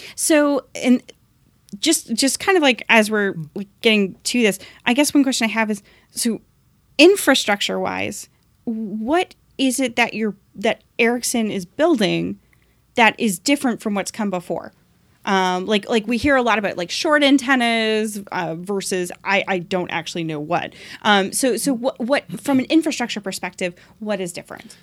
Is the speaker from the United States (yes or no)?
no; Oshawa, Ontario, Canada; I'm from Oshawa.